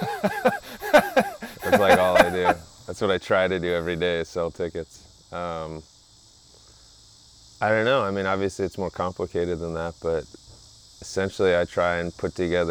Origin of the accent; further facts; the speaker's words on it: Midwest, United States; being a Midwesterner